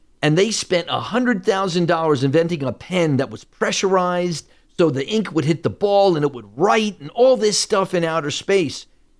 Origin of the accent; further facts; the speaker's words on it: New York, United States; It's like I'm a New Yorker. I miss just seeing people who sneer at me.